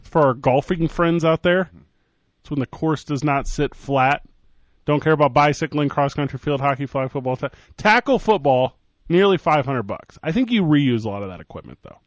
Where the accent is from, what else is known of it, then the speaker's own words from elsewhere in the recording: Midwest, United States; now in Albuquerque, United States; We're from the Midwest.